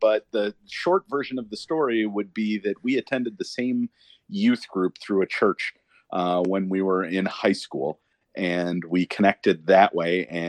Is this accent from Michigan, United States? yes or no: yes; Washington Township, Michigan, United States; So I grew up in Washington Township, Michigan, is what I tell them. If you get your right hand and look at your palm, you're looking at the map of Michigan, and I grew up in the pad of your thumb.